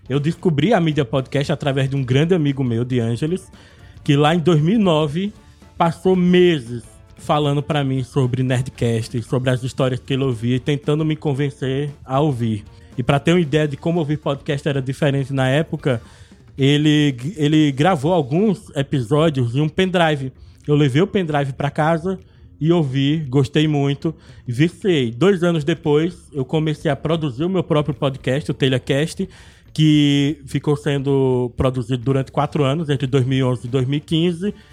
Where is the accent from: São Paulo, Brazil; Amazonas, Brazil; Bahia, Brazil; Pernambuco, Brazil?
Pernambuco, Brazil; Arcoverde; also born or lived in Olinda; now in Moreno, Brazil; Eu sou nascido em Olinda, mas eu cresci até os meus 16 anos em Arco Verde, uma cidade do interior do Pernambuco, quando em 2002 me mudei novamente para Olinda, onde eu vivi até dois anos atrás.